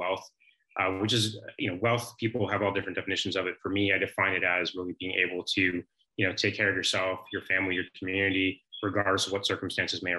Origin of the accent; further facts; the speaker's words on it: San Francisco, California, United States; moved away; I'm from San Francisco originally